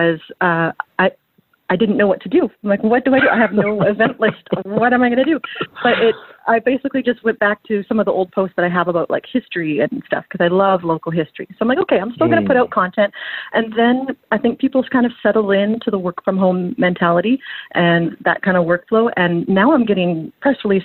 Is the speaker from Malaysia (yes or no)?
no; Surrey, British Columbia, Canada; I grew up in Surrey